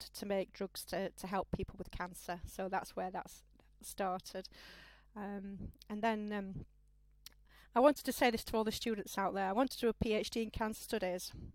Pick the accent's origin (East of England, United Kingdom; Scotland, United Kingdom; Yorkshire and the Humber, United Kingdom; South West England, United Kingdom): Yorkshire and the Humber, United Kingdom; Sheffield; I'm a noble Sheffield girl, really, born and bred, as they say, true Yorkshire standard